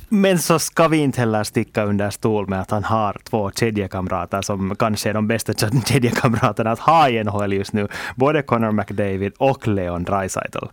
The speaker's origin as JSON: {"language": "Swedish", "country": "Finland", "said": "vi är ju ändå finländare"}